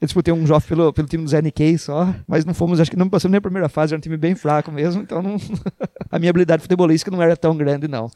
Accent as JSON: {"language": "Portuguese", "town": "Iracemápolis", "region": "São Paulo", "country": "Brazil", "said": "a gente tinha orgulho de falar que era de Iracemápolis. Porque a nossa cidade era mais bonita"}